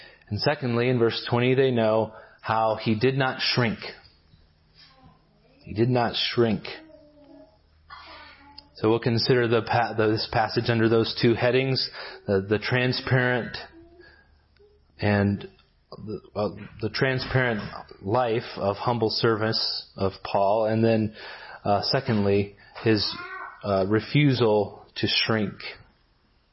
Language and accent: English; Gallup, New Mexico, United States; moved away; I grew up in Gallup, New Mexico for a while